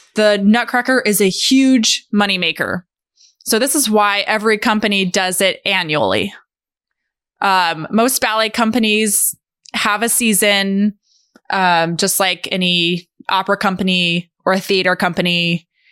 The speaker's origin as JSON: {"language": "English", "town": "Albuquerque", "region": "New Mexico", "country": "United States", "tie": "born or raised there", "said": "growing up in Albuquerque"}